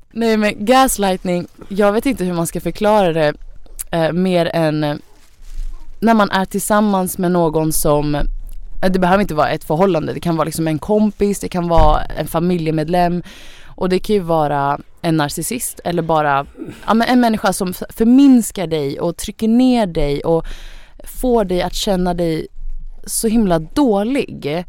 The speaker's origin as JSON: {"language": "Swedish", "country": "Sweden", "tie": "born or raised there", "said": "Jag har ju rötter från Thailand. Eh, jag föddes i Sverige men mina föräldrar är från Thailand"}